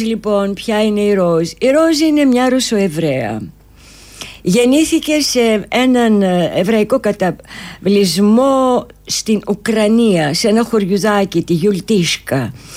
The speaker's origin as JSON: {"language": "Greek", "town": "Athens", "region": "Attica", "country": "Greece", "tie": "born or raised there", "moved": "as an adult", "lives_now": "Cyprus", "said": "ήρθα πάλι στην ε, Αθήνα που ουσιαστικά είναι ο γενέθλιος τόπος μου ε. εδώ γεννήθηκα και μάλιστα στη Νέα Σμύρνη"}